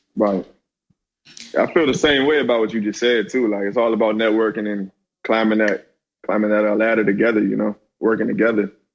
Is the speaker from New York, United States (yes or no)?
no; Hyattsville, Maryland, United States; I come from a city named Hyattsville, Maryland. You know what I'm saying? Around the DC metropolitan area